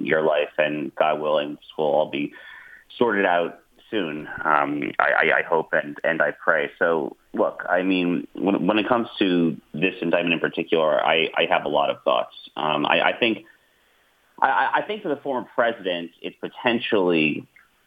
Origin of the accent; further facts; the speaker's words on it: United States; I grew up in the New York area